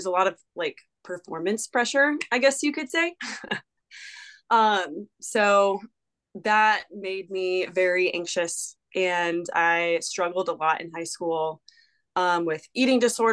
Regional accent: Charlotte, North Carolina, United States; moved away as an adult; also born or lived in Glacier National Park, Montana; now in Birmingham, United States; growing up in Charlotte, just, I don't live there anymore

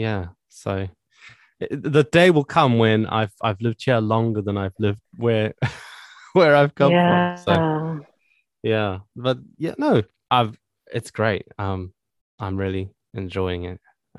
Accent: Zimbabwe; accent: Zimbabwean; now in United Kingdom

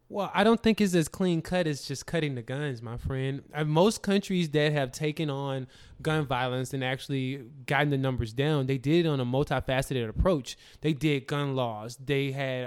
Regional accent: the South, United States; I'm from the South

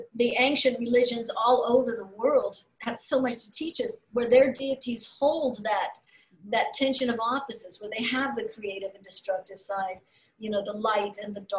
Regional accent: Sacramento, California, United States; moved away as an adult; also born or lived in Mexico / Santa Cruz, California / Southern Oregon; Growing up in Sacramento, California, when I did it, we were the Mexican family

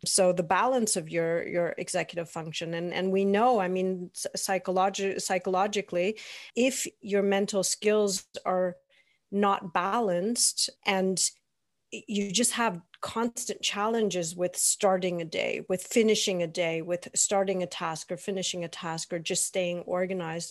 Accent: Toronto, Ontario, Canada; now in Germany; I grew up in Toronto.

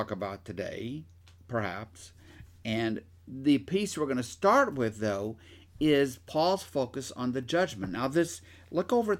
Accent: Shreveport, Louisiana, United States; also born or lived in Minden, Louisiana; I grew up in one world, and in Shreveport and Minden and other parts of Louisiana

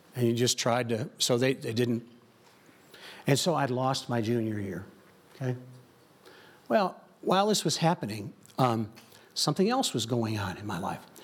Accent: Joliet, Illinois, United States; I grew up in Chicagoland

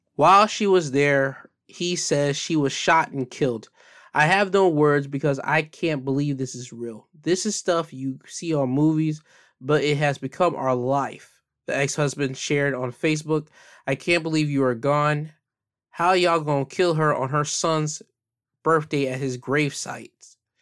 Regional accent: United States; me being an American citizen

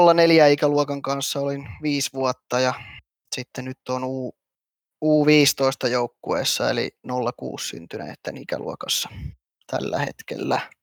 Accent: Hämeenlinna, Kanta-Häme, Finland; mä oon Hämeenlinnalainen perheenisä

